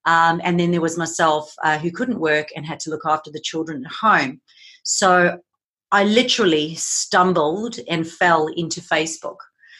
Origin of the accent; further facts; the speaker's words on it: South Africa; now in Gold Coast, Australia; I'm originally from South Africa, so you'll notice I have a little bit of a mixed accent. I now am currently living on the Gold Coast in Australia. I moved here 11 years ago